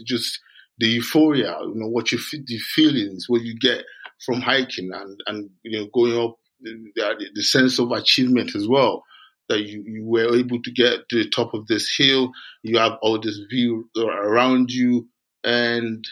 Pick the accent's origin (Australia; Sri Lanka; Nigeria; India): Nigeria; moved away as an adult; also born or lived in London / Edinburgh; now in Scotland, United Kingdom; I grew up in Nigeria.